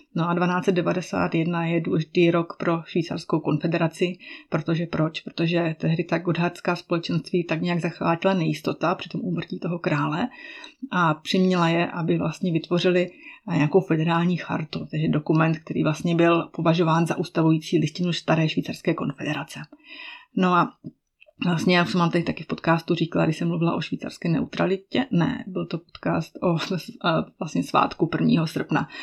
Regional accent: Czechia; mé rodné město

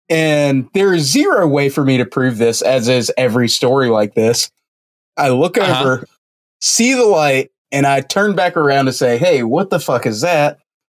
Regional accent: Atlanta, Georgia, United States; I grew up near Hartsfield Airport, so I know what a plane light looks like.

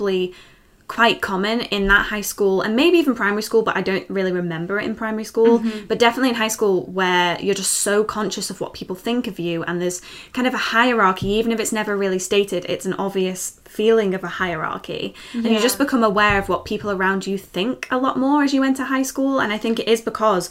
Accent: Liverpool, North West England, United Kingdom; I grew up in Liverpool

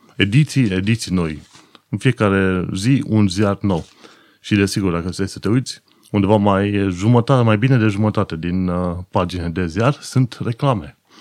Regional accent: Romania; now in London, United Kingdom; nouă românilor ca țară

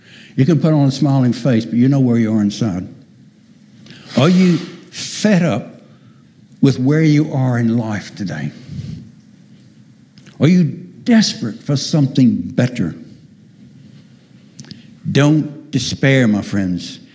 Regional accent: United States; moved away; I'm an American by birth

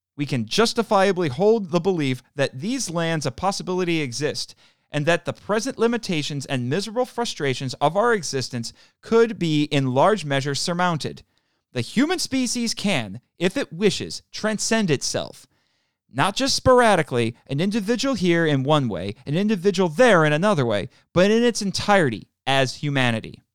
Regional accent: Indiana, United States; my home state of Indiana

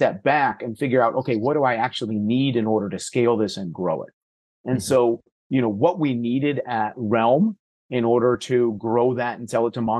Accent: California, United States; I had the good fortune of growing up in California

